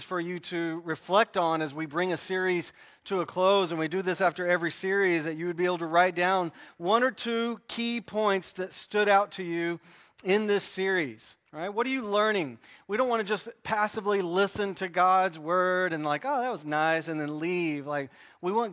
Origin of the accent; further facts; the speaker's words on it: United States; We're American